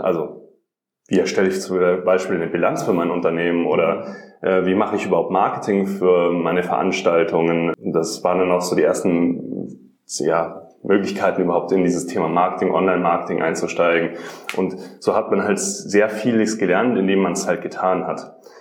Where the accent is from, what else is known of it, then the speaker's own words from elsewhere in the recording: Rosenheim, Bavaria, Germany; also born or lived in Munich; Ich komme eigentlich aus Rosenheim